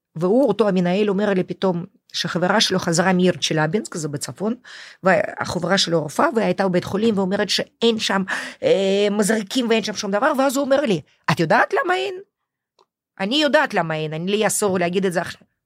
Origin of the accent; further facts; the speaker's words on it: Moscow, Russia; Hebrew is a second language; moved away as an adult; now in Israel; אני היחידה שנולדתי במוסקבה